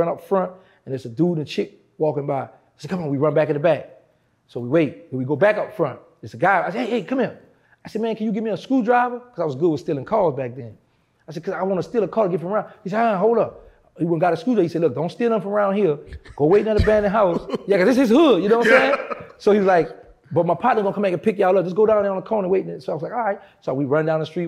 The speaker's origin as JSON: {"language": "English", "town": "New Orleans", "region": "Louisiana", "country": "United States", "said": "I'm from New Orleans"}